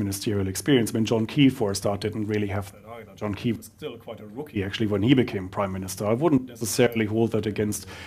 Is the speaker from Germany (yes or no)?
yes; Germany; now in New Zealand